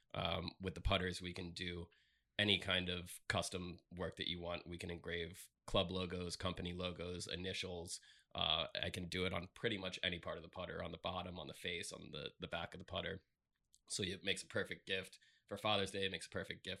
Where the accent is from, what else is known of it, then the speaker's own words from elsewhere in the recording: Palm Beach County, Florida, United States; I was born and raised here in Palm Beach County